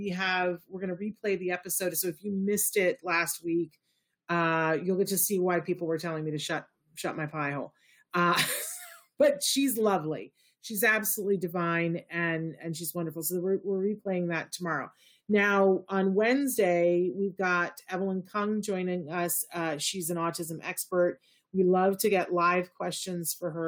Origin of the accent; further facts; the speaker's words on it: New York, United States; I'm very much a product of the SUNY system. They have a new program that is opening in my hometown